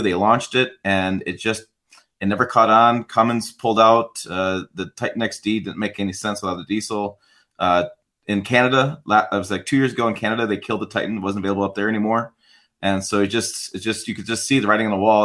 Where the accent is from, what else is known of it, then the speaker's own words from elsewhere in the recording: Michigan, United States; grew up in Michigan